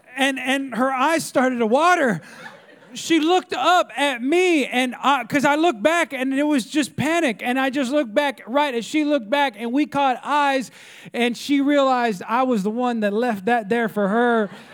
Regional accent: California, United States; now in Texas, United States; I'm not from Texas, I'm from California

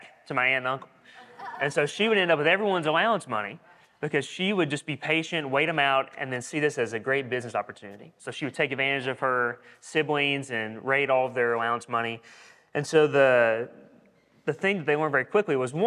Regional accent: Corbin, Kentucky, United States; moved away; I'm from Corbin, Kentucky.

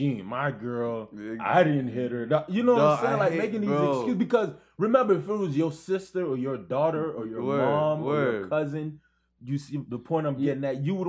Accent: Brooklyn, New York, United States; I'm from Brooklyn, don't forget that.

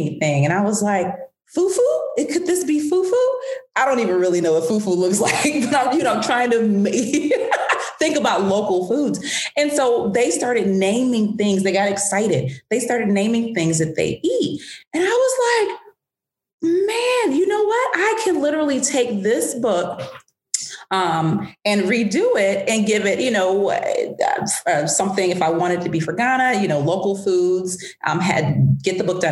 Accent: Atlanta, Georgia, United States; also born or lived in France / Washington, D.C.; I grew up in Atlanta. I left Atlanta at 17 for college

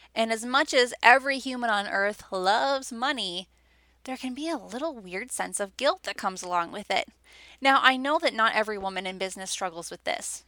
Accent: Wisconsin, United States; I was basically born and raised in Wisconsin.

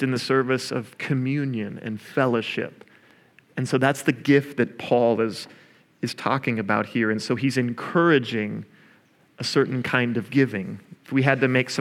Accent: Oklahoma, United States; I'm also from Oklahoma

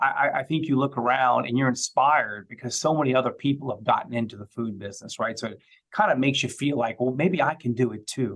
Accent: New Iberia, Louisiana, United States; also born or lived in Natchitoches, Louisiana; So I was raised in New Iberia, but when our orchards were in Natchitoches, I tell people I have dual citizenship between Natchitoches and New Iberia. So, I spent a lot of my childhood going between New Iberia and Natchitoches

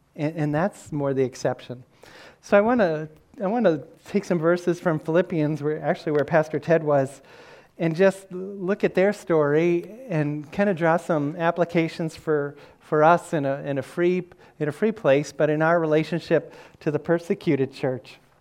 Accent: Massachusetts, United States; I said, Massachusetts

